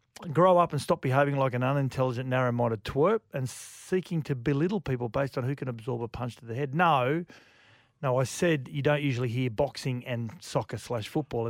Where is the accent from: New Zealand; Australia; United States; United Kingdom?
Australia; I feel ashamed almost as an Aussie